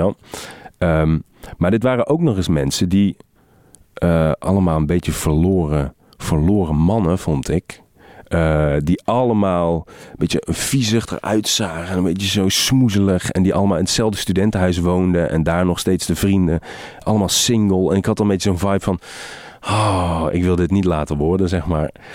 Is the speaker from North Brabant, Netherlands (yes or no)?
yes; Helmond, North Brabant, Netherlands; ik heb in Helmond op de middelbare school gezeten